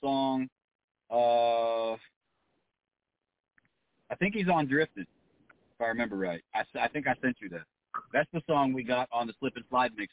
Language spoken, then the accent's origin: English; Des Moines, Iowa, United States; born or raised there; moved away as an adult; now in Orlando, United States